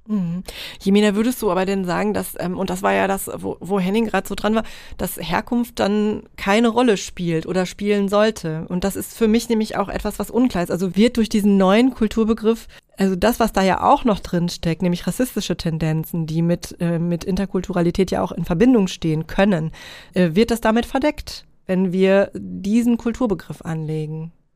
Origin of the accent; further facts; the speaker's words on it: North Rhine-Westphalia, Germany; moved away as an adult; now in East Frisia, Germany; als äh, irgendwie privilegierte deutsche äh, Nordrhein-Westfalen